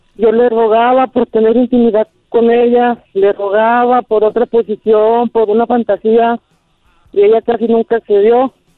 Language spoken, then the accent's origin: Spanish; Torreón, Coahuila, Mexico; moved away as an adult; now in Durango, Mexico; Yo vivo en Durango Capital. Yo soy originario de Torreón, Coahuila, a tres horas de aquí